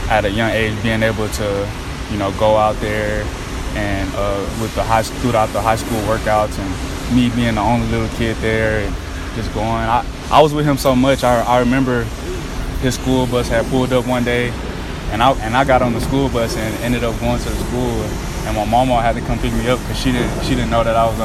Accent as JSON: {"language": "English", "town": "Baytown", "region": "Texas", "country": "United States", "tie": "born or raised there", "said": "I stayed in Baytown for, I want to say, 5-6 years. Grew up out there in Piedmont Apartments"}